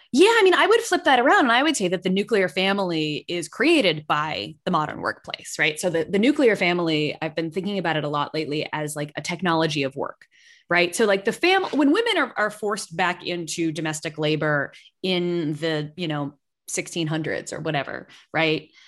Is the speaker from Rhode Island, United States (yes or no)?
no; Massachusetts, United States; I grew up in Massachusetts